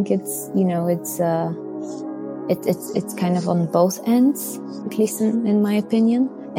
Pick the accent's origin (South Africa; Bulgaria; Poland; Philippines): Bulgaria; English is a second language; now in Belgium; I'm originally from Bulgaria and I'm currently living in Belgium.